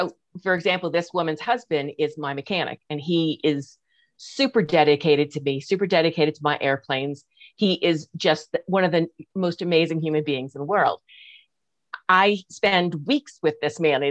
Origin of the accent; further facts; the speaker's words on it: New York, United States; moved away as an adult; also born or lived in California; now in Reno, United States; I'm from New York